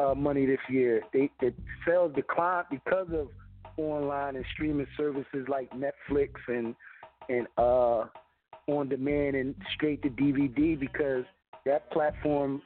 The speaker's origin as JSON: {"language": "English", "town": "Philadelphia", "region": "Pennsylvania", "country": "United States", "said": "I'm from Philly"}